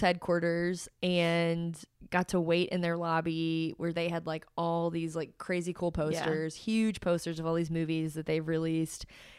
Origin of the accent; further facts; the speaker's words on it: Cincinnati, Ohio, United States; I'm from Cincinnati and I never get to do anything cool